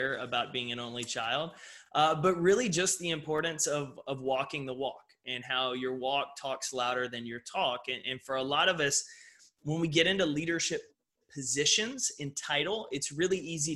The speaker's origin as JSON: {"language": "English", "region": "Texas", "country": "United States", "tie": "born or raised there", "said": "a young child growing up in Texas"}